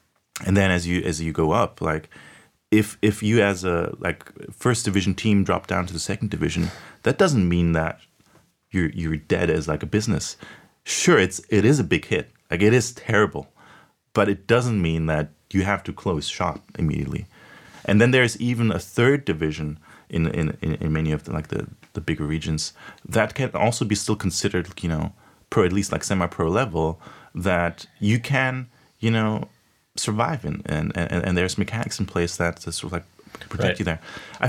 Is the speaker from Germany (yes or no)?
yes; Munich, Bavaria, Germany; I grew up in Germany, you know, in Munich.